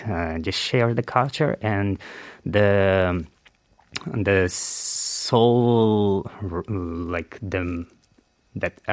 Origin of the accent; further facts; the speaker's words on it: Uzbekistan; moved away as an adult; now in Korea; when I tell that I'm from Uzbekistan